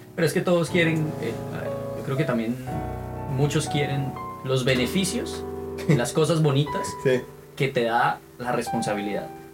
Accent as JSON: {"language": "Spanish", "region": "Santander", "country": "Colombia", "also_born_or_lived": "Bogotá, Colombia", "first_language": "Spanish", "moved": "as an adult", "lives_now": "Kingston, Canada", "said": "vengo de Colombia, eh, región Santander"}